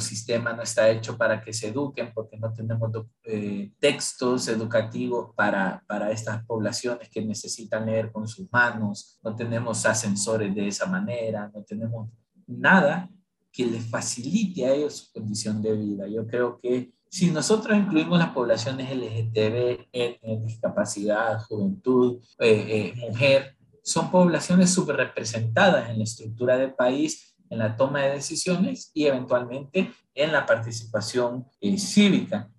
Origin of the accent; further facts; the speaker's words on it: Honduras; los hondureños somos una mezcla de todo